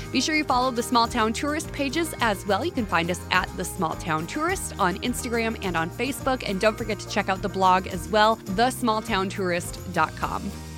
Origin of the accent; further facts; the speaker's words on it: Long Prairie, Minnesota, United States; I grew up in Long Prairie, about an hour from St. Cloud